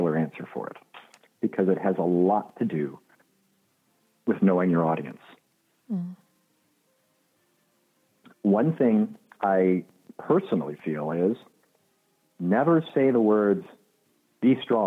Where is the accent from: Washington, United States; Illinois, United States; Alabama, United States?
Illinois, United States; now in Los Angeles, United States; I grew up in Illinois.